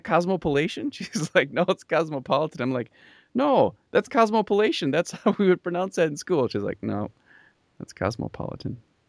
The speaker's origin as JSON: {"language": "English", "country": "Bolivia", "tie": "born or raised there", "moved": "yes", "said": "I grew up in Bolivia, and we came back."}